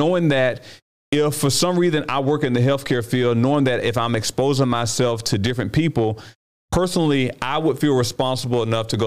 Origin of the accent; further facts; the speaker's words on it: United States; as an American